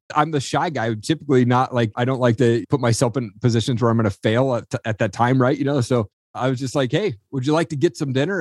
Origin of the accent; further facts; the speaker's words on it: Eastern Washington, United States; I grew up in Eastern Washington